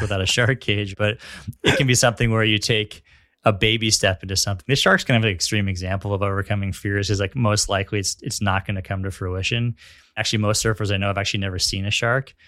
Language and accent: English; Northern California, United States; also born or lived in Los Angeles; now in San Diego, United States; growing up in Northern California